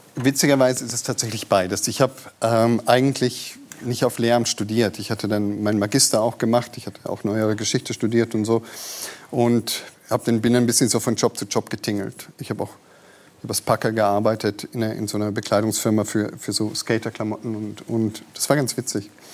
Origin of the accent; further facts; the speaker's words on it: Bavaria, Germany; bei uns in Bayern